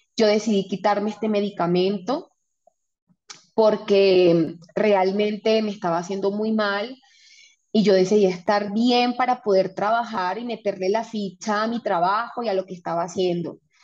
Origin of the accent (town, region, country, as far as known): Venezuela; moved away as an adult; also born or lived in Panama; now in Colombia